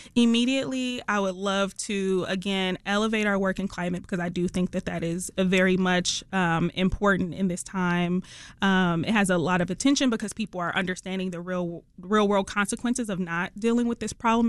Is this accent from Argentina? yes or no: no; Detroit, Michigan, United States; accent: Detroit; moved away as an adult; also born or lived in Los Angeles; I'm from Detroit. I'm from the East Side